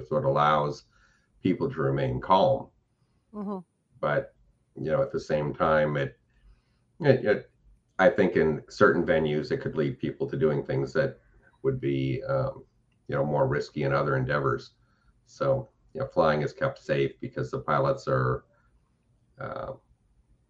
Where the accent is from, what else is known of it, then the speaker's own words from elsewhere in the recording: California, United States; moved away; also born or lived in Florida; growing up in California